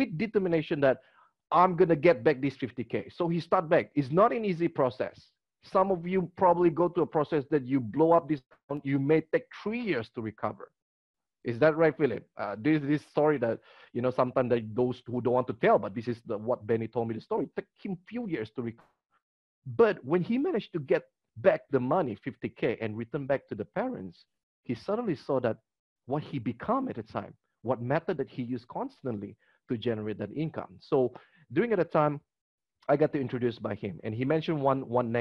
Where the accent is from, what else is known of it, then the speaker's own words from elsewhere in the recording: Kota Kinabalu, Sabah, Malaysia; my hometown is Kota Kinabalu, Sabah